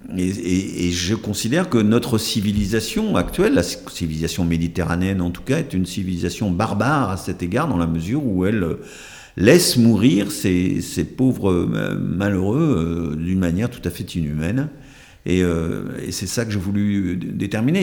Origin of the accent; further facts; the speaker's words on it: Brittany, France; moved away; also born or lived in Hautes-Pyrénées; je suis marin par mon enfance en Bretagne